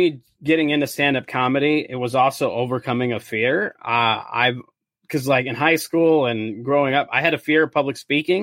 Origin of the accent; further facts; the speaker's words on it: South Dakota, United States; moved away as an adult; also born or lived in California; now in St. Paul, United States; originally, I'm from South Dakota. That's where I grew up